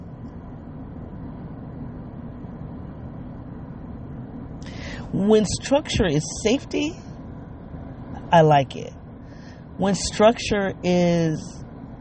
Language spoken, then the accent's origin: English; Midwest, United States; also born or lived in the South; I'm a Midwesterner